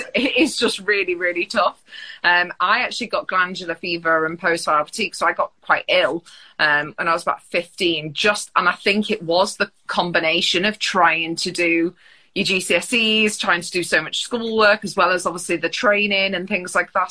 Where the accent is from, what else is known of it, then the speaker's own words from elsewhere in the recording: Mansfield, East Midlands, United Kingdom; I grew up in Mansfield, which not many place, people have heard